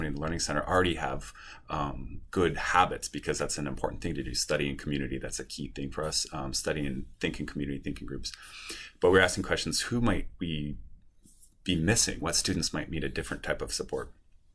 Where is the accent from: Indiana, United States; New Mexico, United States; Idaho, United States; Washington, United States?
Washington, United States; Spokane; also born or lived in Seattle, Washington; I am actually from Washington State. I grew up in Eastern Washington in Spokane.